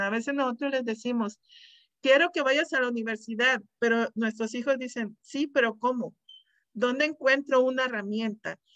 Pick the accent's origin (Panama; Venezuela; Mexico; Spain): Mexico; Mexicali, Baja California; now in Desert Hot Springs, United States; De Mexicali, soy de Mexicali, Baja California, soy orgullosamente cachanilla